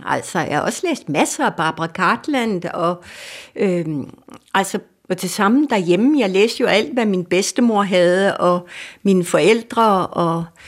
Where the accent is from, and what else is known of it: Denmark